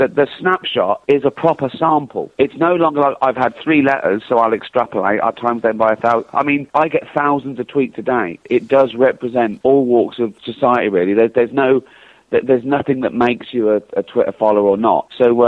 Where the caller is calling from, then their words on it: London, United Kingdom; I'm calling from London.